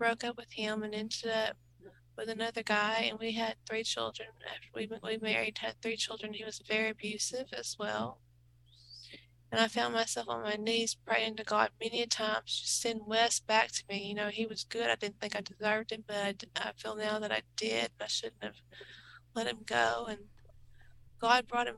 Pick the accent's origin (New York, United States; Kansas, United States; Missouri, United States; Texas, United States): Texas, United States; Anna; I'm from Anna, Texas